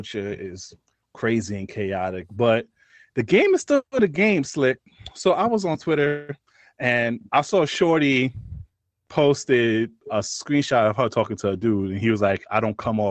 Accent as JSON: {"language": "English", "town": "New York City", "region": "New York", "country": "United States", "said": "we're from New York City"}